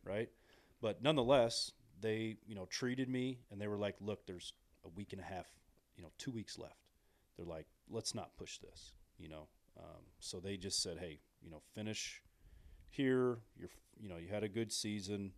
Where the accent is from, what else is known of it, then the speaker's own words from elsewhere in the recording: Illinois, United States; I'm from Illinois